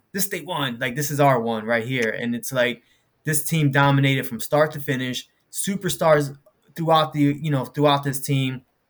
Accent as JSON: {"language": "English", "town": "Philadelphia", "region": "Pennsylvania", "country": "United States", "tie": "born or raised there", "said": "born and raised in Philadelphia, both of us."}